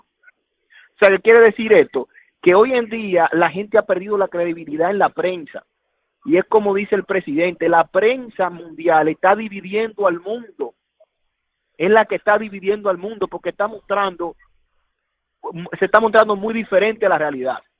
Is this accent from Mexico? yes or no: no; Dominican Republic; now in United States; mi país de origen, la República Dominicana